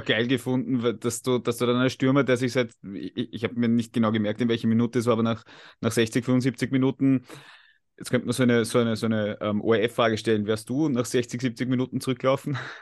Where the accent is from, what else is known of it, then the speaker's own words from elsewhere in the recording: Austria; wir als Österreicher